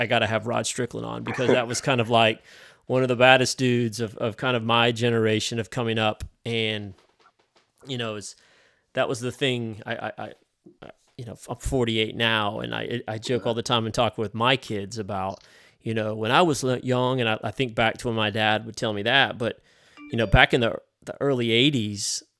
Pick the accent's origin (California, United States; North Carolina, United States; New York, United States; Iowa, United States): New York, United States; upstate; I was from upstate New York, so I take no claim to being a city guy.